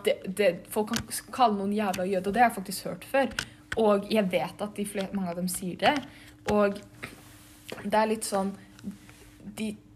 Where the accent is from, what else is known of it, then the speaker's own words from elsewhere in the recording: Norway; jeg ser ganske norsk ut, og jeg er født i Norge